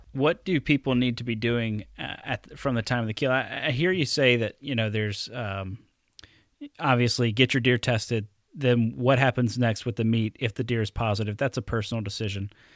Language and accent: English; Alabama, United States; now in Wisconsin, United States; growing up in Alabama. Um, and then I, I move up here to Wisconsin